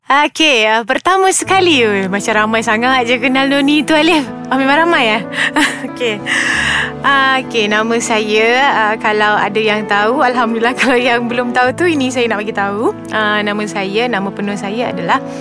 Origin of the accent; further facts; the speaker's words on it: Kota Kinabalu, Sabah, Malaysia; saya berasal daripada Sabah